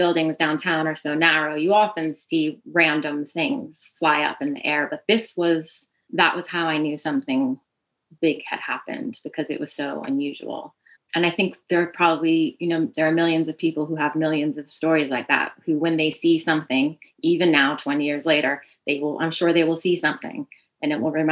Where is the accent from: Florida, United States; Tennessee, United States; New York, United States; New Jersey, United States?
New York, United States; New York City; I'm from Staten Island, it's a tribute to my hometown as well